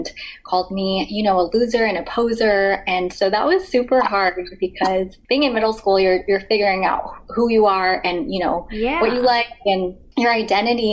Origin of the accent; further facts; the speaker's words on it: Thousand Oaks, California, United States; I grew up in Thousand Oaks, California. So I was in Southern California for most of my life